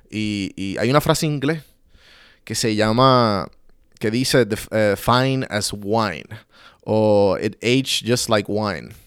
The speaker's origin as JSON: {"language": "Spanish", "country": "Puerto Rico", "said": "So que, eh, como puertorriqueños, tenemos que entender"}